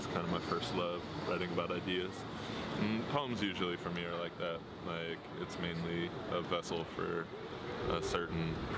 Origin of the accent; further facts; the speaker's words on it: Virginia Beach, Virginia, United States; born there; Actually, super not far from here at all. I was born in Virginia Beach. My dad was in the Navy, so we moved around a lot.